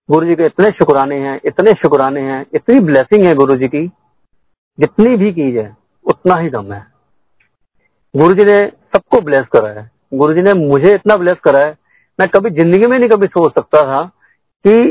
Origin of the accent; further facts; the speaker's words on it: Karnal, Haryana, India; मैं तेरह साल की उम्र में शायद मैं करनाल का रहने वाला हूं मैं भी मेरी पैदाश करनाल की है